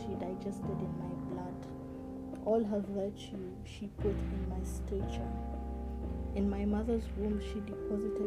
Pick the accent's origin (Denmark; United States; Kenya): Kenya; my father is from West Africa, but I was born in Kenya